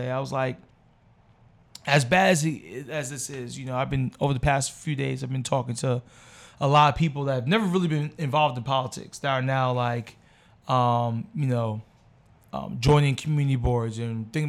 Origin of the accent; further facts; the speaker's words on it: New York, United States; Because we're from New York, right